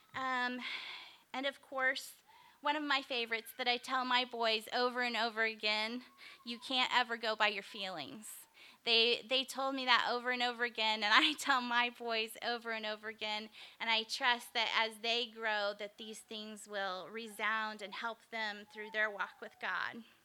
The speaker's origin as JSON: {"language": "English", "town": "Springfield", "region": "Missouri", "country": "United States", "tie": "born or raised there", "also_born_or_lived": "Kokomo, Indiana", "said": "moved back to my hometown of Springfield, Missouri"}